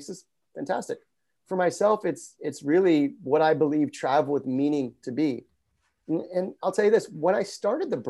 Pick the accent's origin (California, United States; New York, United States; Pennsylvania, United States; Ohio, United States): California, United States; Los Angeles; now in Santa Monica, United States; I grew up just north of here in Pacific Palisades, and I'm currently in Santa Monica.